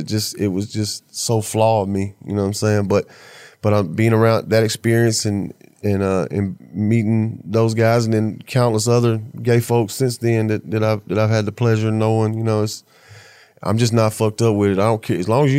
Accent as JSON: {"language": "English", "region": "the South", "country": "United States", "said": "Yeah, I'm from the South, man."}